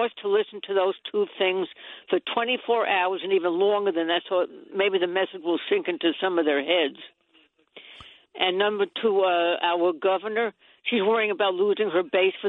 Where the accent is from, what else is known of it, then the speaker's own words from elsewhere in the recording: New York City, New York, United States; now in Rockland County, New York; I grew up in Inwood.